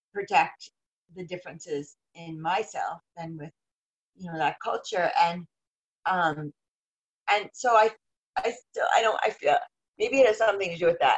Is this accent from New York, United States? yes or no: yes; Westchester, New York City, United States; moved away; also born or lived in Colorado / New Mexico; my growing up in our old, like New York City, Westchester, New Jersey